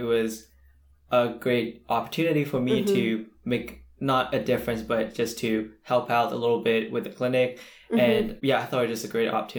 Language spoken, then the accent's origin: English; China; now in Seattle, United States; I am an international student from China.